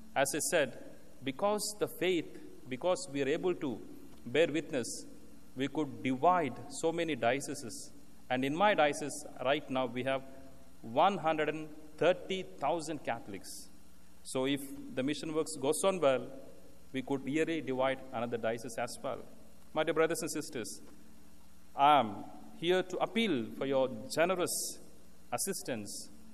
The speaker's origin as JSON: {"language": "English", "country": "India", "moved": "yes", "said": "I come from India"}